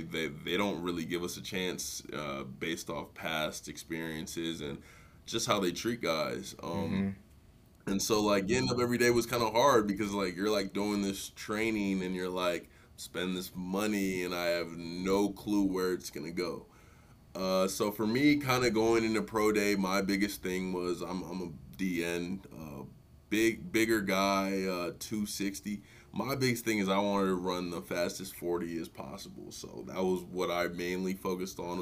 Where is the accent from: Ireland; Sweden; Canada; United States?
United States; Cottage Grove, Minnesota; also born or lived in Nigeria; I grew up in the Twin Cities, Nigerian born, went to suburb of the cities